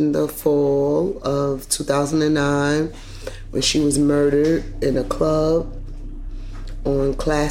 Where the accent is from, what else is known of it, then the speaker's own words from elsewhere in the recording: New York City, New York, United States; I'm from Brooklyn.